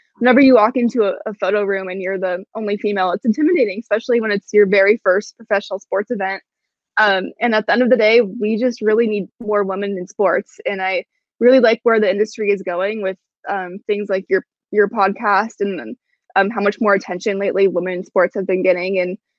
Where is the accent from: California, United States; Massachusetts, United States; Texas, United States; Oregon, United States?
Oregon, United States; Portland; now in Seattle, United States